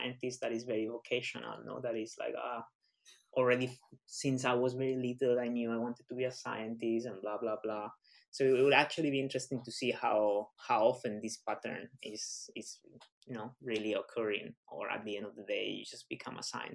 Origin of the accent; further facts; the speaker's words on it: Spain; now in United Kingdom; I'm from Spain